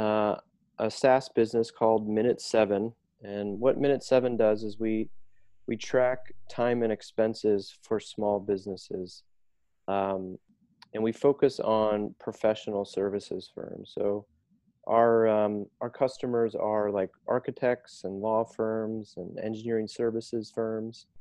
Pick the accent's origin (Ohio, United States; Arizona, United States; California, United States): Ohio, United States; Dayton; now in Chicago, United States; I grew up in Dayton, Ohio. And I moved to Chicago almost 17 years now